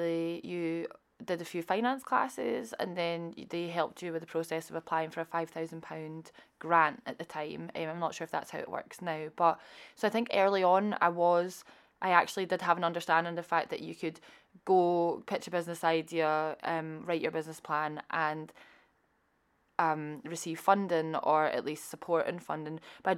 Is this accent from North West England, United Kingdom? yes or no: no; Scotland, United Kingdom; I think growing up in Scotland, you hear about Prince's Trust, Business Gateway, Scottish Enterprise.